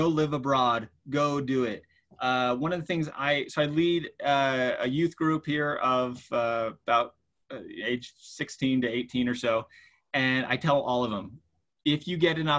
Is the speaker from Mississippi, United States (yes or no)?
no; Utah, United States; we come from Utah, which, you know, there's not a lot of diversity here in the state